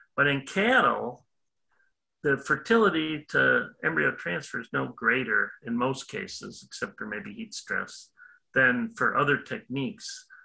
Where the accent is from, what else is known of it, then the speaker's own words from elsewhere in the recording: Illinois, United States; moved away as an adult; also born or lived in Wisconsin; now in Florida, United States; I'm originally from Illinois did my undergrad work at University of Illinois